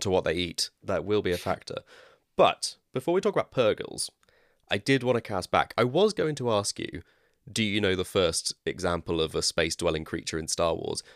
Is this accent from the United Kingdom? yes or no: yes; West Country, South West England, United Kingdom; accent: West Country; my West Country accent